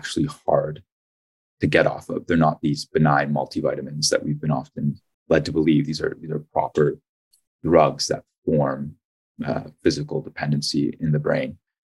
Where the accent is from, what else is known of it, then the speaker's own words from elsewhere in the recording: Ajax, Ontario, Canada; also born or lived in Toronto; I'm from Toronto originally, actually grew up in Ajax.